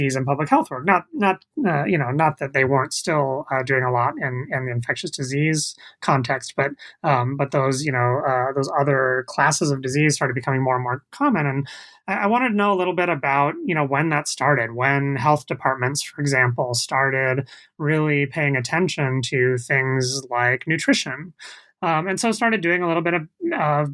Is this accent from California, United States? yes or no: yes; the Bay Area, California, United States; I grew up in the Bay Area